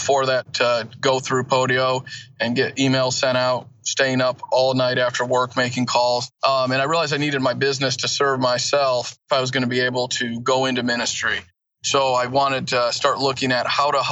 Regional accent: Elkhart, Indiana, United States; also born or lived in Kalamazoo, Michigan; I was born and raised in Kalamazoo, Michigan, moved to northern Indiana, where I'm at right now, Elkhart, St. Joseph County area by South Bend. When I was younger, about 10 years old, so grew up there

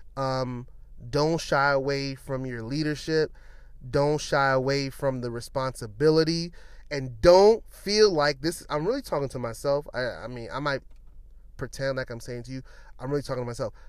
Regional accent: New York City, New York, United States; moved away as an adult; now in Washington, DC, United States; I'm from Brooklyn.

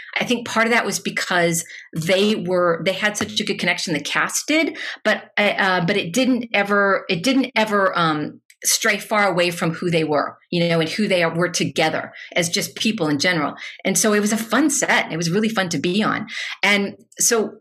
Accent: Louisville, Kentucky, United States; moved away; I am from Louisville

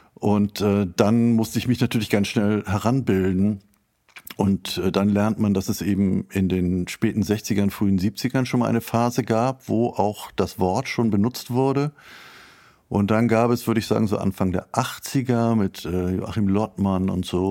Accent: Schleswig-Holstein, Germany; Ich komme aus Schleswig-Holstein

